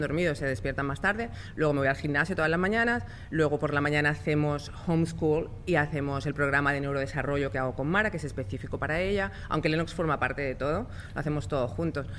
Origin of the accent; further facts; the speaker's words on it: Spain; moved away; yo soy española